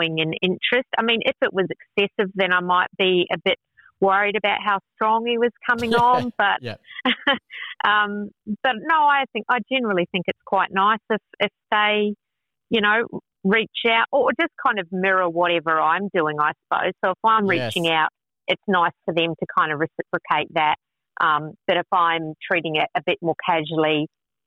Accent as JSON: {"language": "English", "town": "Sydney", "region": "New South Wales", "country": "Australia", "said": "I'm from Sydney."}